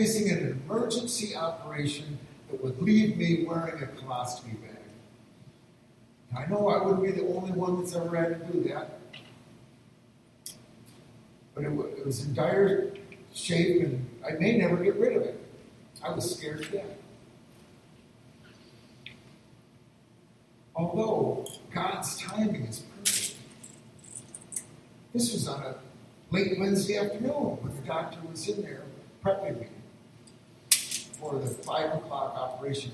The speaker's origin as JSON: {"language": "English", "region": "northern Michigan", "country": "United States", "tie": "born or raised there", "moved": "yes", "said": "the church I'd pretty much grown up in my hometown in northern Michigan"}